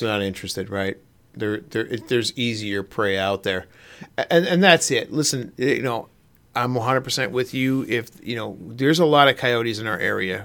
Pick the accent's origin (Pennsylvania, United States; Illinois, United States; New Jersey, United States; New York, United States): Pennsylvania, United States; you and I grew up in the Pennsylvania woods